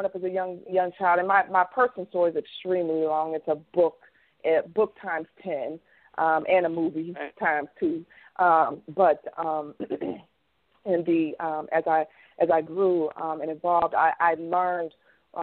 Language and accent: English; Covington, Kentucky, United States; I was born and raised in Jacob Price Homes, which is a project in Covington, Kentucky